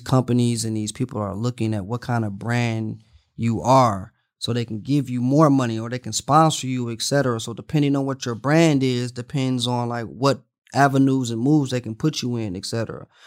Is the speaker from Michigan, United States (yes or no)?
yes; Detroit, Michigan, United States; moved away as an adult; now in Los Angeles, United States; I'm from Detroit.